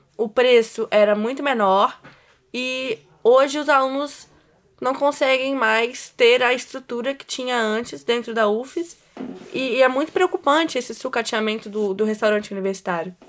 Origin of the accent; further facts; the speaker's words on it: Cachoeiro de Itapemirim, Espírito Santo, Brazil; moved away as an adult; now in Vitória, Brazil; Sou de Cachoeira de Itapemirim